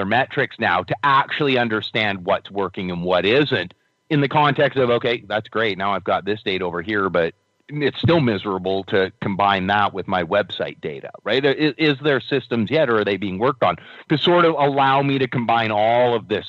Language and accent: English; Victoria, British Columbia, Canada; I'm from Victoria.